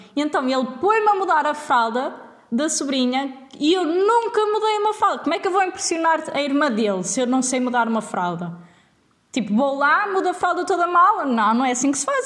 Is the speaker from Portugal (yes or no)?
yes; Vila Nova de Gaia, Norte, Portugal; moved away as an adult; now in Leiria, Portugal; nascida e criada em Vila Nova de Gaia